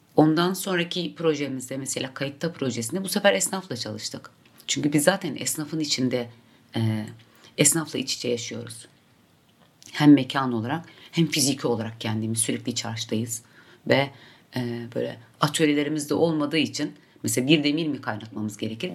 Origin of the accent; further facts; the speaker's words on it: Mardin, Turkey; Mardin'de doğdum, Mardin'de yaşıyorum ve orada üretiyorum